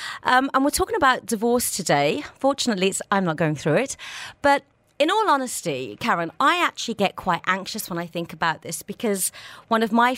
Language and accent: English; India; I'm Indian.